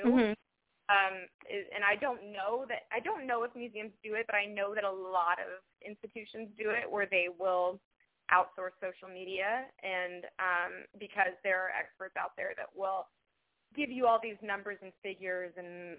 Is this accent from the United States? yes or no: yes; Indiana, United States; moved away; I'm from Indiana